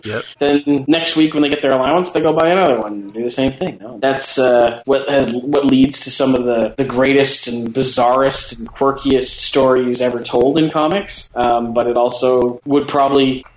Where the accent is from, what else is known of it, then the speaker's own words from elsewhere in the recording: Canada; We're Canadian